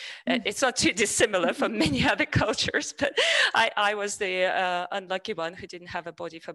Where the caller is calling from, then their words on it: Georgia; I'm from Georgia, calling in from Georgia.